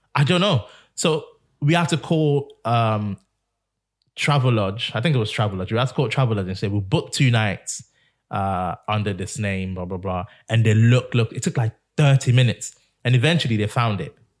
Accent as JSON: {"language": "English", "region": "England", "country": "United Kingdom", "said": "I'm from England."}